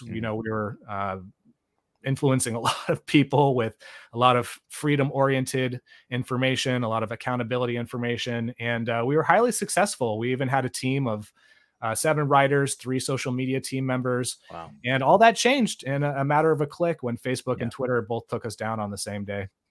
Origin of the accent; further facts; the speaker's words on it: Bay Area, California, United States; I grew up in the Bay Area.